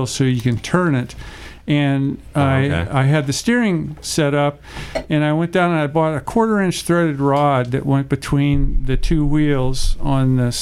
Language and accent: English; Orrville, Ohio, United States; now in California, United States; From near Orville, Ohio, a place called Riceland. And it's about 3 miles from Orville